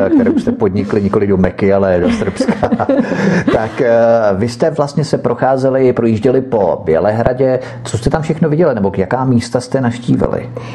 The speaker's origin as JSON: {"language": "Czech", "country": "Czechia", "said": "jsem tady z České republiky"}